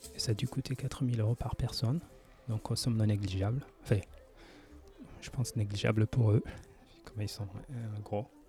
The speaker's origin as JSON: {"language": "French", "country": "France", "moved": "yes", "lives_now": "Japan", "said": "Je viens de la France avec un service public assez développé"}